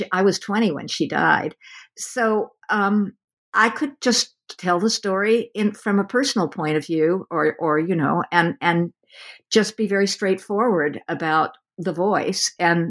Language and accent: English; West Coast, United States; since I'm from the West Coast and have had very little time to explore the eastern part of the country